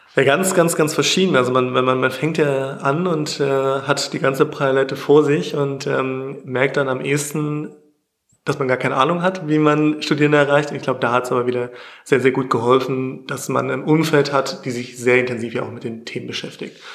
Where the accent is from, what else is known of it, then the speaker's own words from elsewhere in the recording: near Magdeburg, Saxony-Anhalt, Germany; Ich komme aus der Nähe von Magdeburg